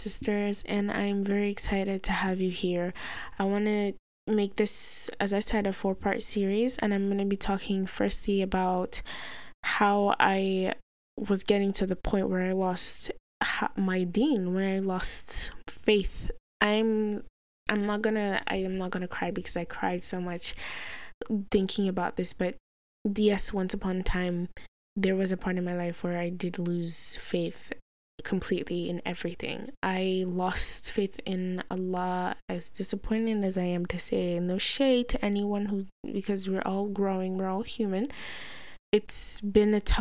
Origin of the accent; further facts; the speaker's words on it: Nigeria; I'm a black Nigerian Muslim